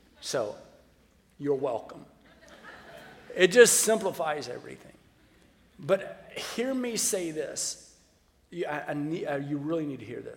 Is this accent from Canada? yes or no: no; the South, United States; I grew up in the South